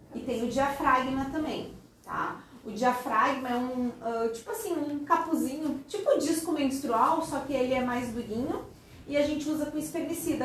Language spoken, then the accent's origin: Portuguese; Porto Alegre, Rio Grande do Sul, Brazil; moved away as an adult; also born or lived in Pelotas / Florianópolis; now in Tubarão, Brazil; E eu sou de Porto Alegre, sou gaúcha, fiz a minha faculdade lá em Pelotas e a minha especialização em Florianópolis. E agora estou aqui morando em Tubarão desde 2004.